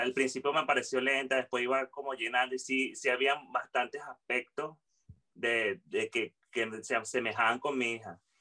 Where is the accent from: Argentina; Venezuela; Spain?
Venezuela; nosotros como humanos y como venezolanos